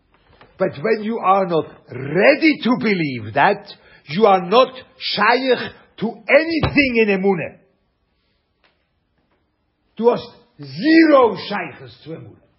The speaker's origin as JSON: {"language": "English", "region": "Lucerne", "country": "Switzerland", "tie": "born or raised there", "second_language": "English", "moved": "yes", "said": "I'm from Schweiz, you know, Luzern."}